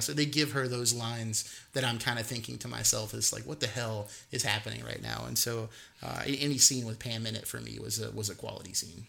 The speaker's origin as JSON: {"language": "English", "region": "the South", "country": "United States", "tie": "born or raised there", "said": "I i grew up in the South and from the South I I understand dialect and appreciate it"}